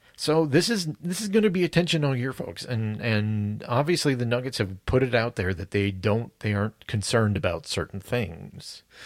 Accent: United States; specifically as an American

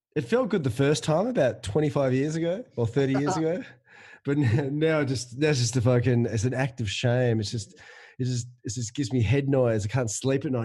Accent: Perth, Western Australia, Australia; when I was a kid growing up in Perth

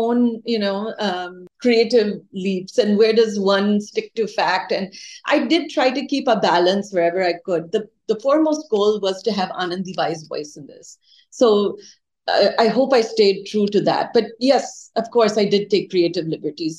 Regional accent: Minnesota, United States; moved away; also born or lived in India; I lived in Minnesota in the late 70s and till the mid 80s, and then went to India to study and came back again. But when I was growing up, I was the only brown girl and the only Indian girl in my school

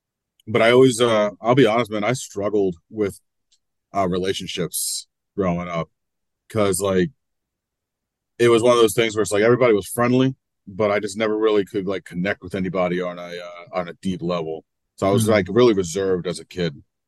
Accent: New Jersey, United States; It was rough in a weird way, because like my family, we didn't struggle, but we still had our ups.

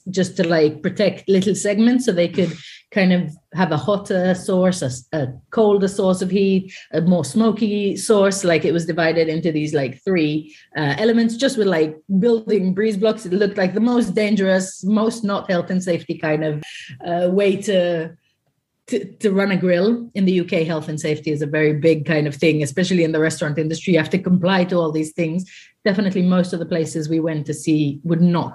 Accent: Haifa District, Israel; I grew up just outside of Haifa in a little kind of village

